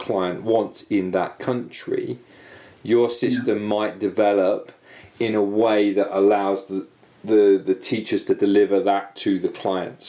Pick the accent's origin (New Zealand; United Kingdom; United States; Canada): United Kingdom; moved away; obviously I'm British